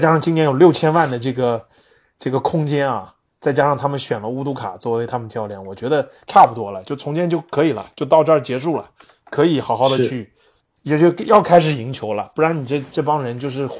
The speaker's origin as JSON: {"language": "Chinese", "country": "Canada", "said": "我们加拿大人啊，是这个我也是"}